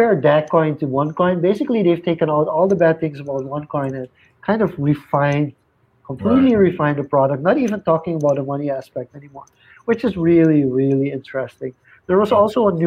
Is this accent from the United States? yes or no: no; Suriname; we're from Suriname.